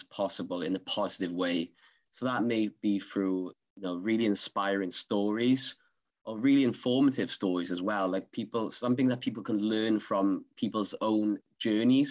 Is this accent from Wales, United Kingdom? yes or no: yes; Swansea, Wales, United Kingdom; accent: Swansea; my Swansea accent